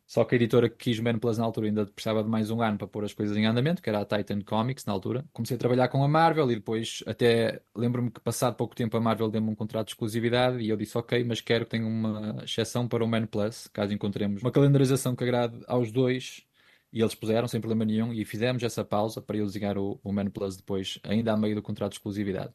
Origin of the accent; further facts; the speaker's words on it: Ponte de Lima, Norte, Portugal; moved away as an adult; also born or lived in Guimarães; Eu sou de Ponte Lima, aliás, eu sou de Estorãos, que é uma aldeia de Ponte Lima